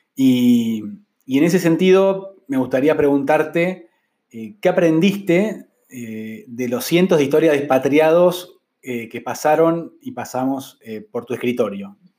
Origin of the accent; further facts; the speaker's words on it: Argentina; moved away as an adult; also born or lived in Mexico City, Mexico; Fueron seis años lejos de Argentina